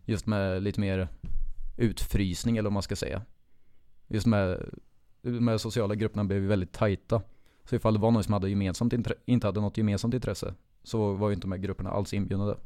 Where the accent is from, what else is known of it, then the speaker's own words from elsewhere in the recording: Finspång, Östergötland, Sweden; jag växte upp i Finspång